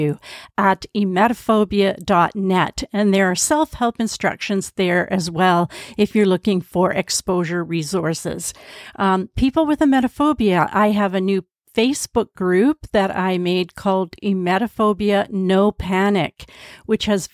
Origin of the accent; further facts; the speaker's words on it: Canada; accent: Canadian; my Canadian accent